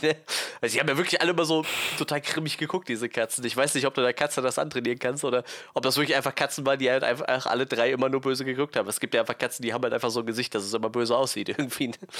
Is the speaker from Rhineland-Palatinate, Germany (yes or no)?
yes; Westerwald, Rhineland-Palatinate, Germany; Ich komme aus dem Westerwald